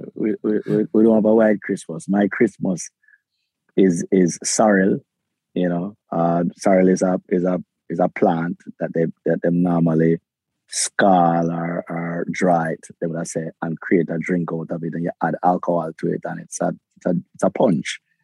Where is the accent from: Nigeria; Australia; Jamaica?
Jamaica; Kingston; I was born in Jamaica. I have a Jamaican passport. I was I lived in the, the ghettos of Kingston, raised in the ghetto of Kingston